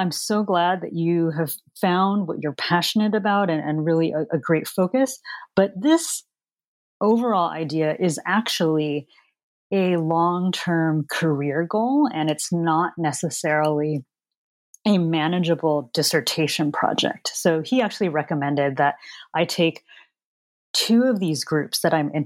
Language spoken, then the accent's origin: English; San Francisco, California, United States; I was born in San Francisco, California, and my background is Chinese, Filipino, Portuguese, American. And I really was exposed to a lot of different kinds of cultures and backgrounds as I was growing up in the San Francisco Bay Area.